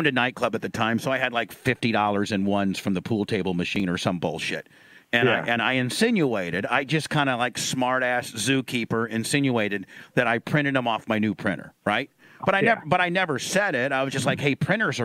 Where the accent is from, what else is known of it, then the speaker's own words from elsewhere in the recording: Indiana, United States; I grew up in Indiana.